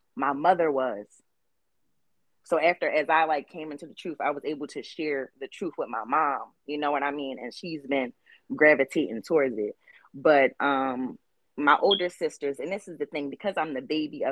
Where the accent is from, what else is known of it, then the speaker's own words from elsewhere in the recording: Philadelphia, Pennsylvania, United States; I am from West Philadelphia, born and raised